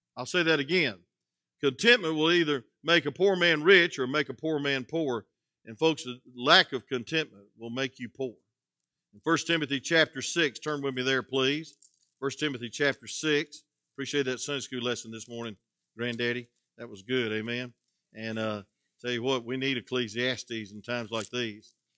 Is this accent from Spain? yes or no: no; South Georgia, United States; I'm from South Georgia